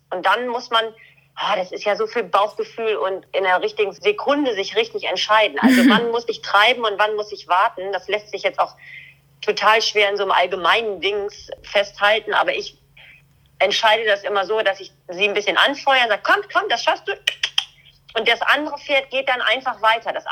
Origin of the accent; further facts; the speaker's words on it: Schleswig-Holstein, Germany; Ich komme aus Schleswig-Holstein, hier ist immer alles unter Wasser.